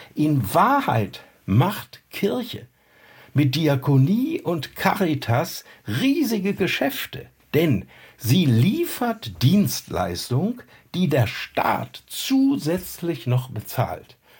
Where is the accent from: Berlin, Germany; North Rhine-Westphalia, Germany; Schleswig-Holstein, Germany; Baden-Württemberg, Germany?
North Rhine-Westphalia, Germany; in meiner Heimat in Westfalen